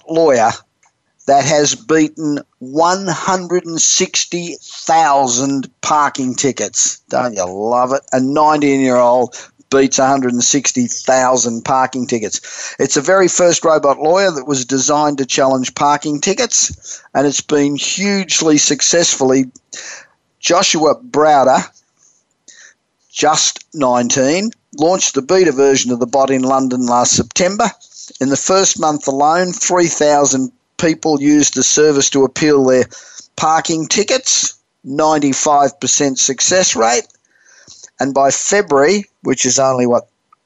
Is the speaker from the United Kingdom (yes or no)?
no; Australia; moved away as an adult; now in California, United States; I'm originally Australian. I've been in America I've lived in California for 30 years, but originally Australian.